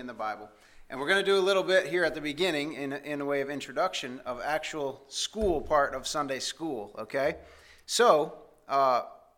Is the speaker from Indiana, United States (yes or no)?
yes; Indiana, United States; moved away; we grew up in Indiana where there's a lot of farming.